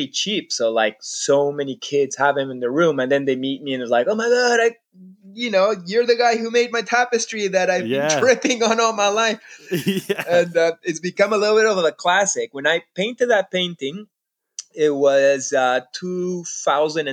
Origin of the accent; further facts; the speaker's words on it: Peru; moved away; also born or lived in Canada; I grew up in Peru. I consider myself Peruvian.